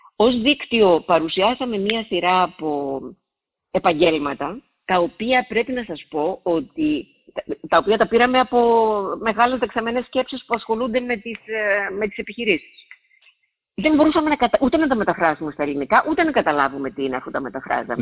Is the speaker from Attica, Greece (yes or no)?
no; Siatista, Western Macedonia, Greece; moved away; στη Σιάτιστα, ε, στην πατρίδα μου επάνω